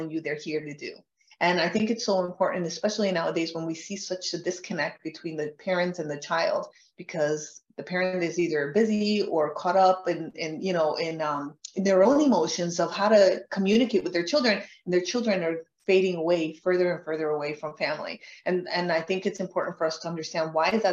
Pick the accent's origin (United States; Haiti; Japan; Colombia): Colombia; moved away; I'm from Colombia.